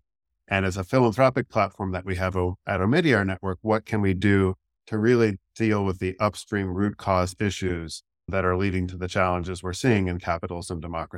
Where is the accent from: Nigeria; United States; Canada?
United States; Cincinnati, Ohio; I grew up in Cincinnati, Ohio, the son of Catholic school teachers.